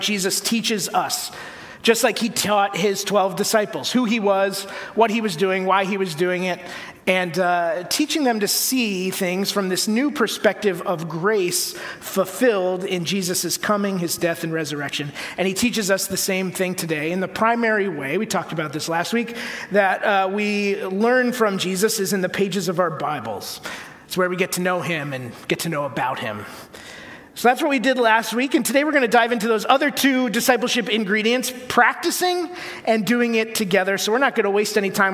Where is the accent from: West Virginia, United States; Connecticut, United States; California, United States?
Connecticut, United States; the church I grew up in in Connecticut